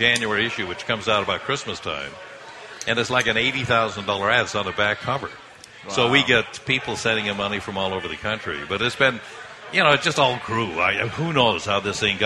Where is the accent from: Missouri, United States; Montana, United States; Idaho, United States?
Idaho, United States; now in Boston, United States; I was raised in Idaho